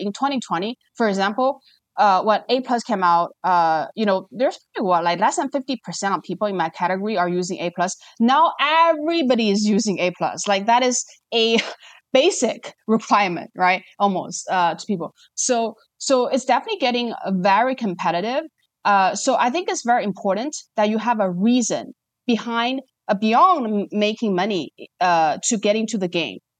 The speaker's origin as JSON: {"language": "English", "country": "China", "tie": "born or raised there", "moved": "as an adult", "lives_now": "Singapore", "said": "I was born and raised in China, spent, like, twenty years there."}